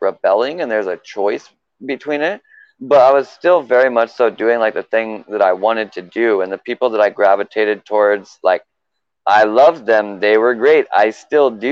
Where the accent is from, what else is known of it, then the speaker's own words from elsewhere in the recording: Richland, Washington, United States; moved away as an adult; also born or lived in Tucson, Arizona; moved to a place called like the Tri-Cities, Washington, Richland